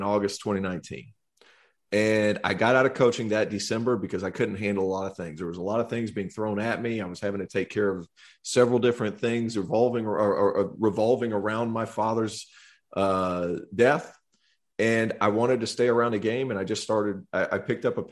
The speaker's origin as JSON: {"language": "English", "region": "Tennessee", "country": "United States", "said": "I'm from Tennessee"}